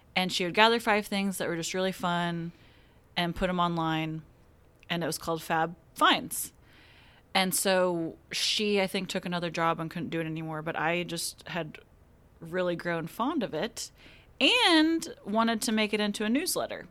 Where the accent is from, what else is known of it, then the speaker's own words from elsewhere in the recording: Wichita, Kansas, United States; moved away as an adult; now in Tulsa, United States; I am from Wichita, Kansas